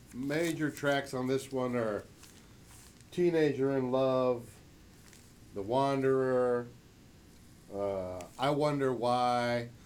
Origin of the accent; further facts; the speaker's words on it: New York, United States; We're from New York